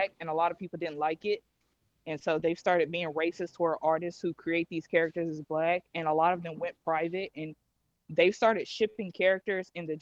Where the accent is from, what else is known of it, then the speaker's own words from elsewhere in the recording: Mississippi, United States; I'm from Mississippi.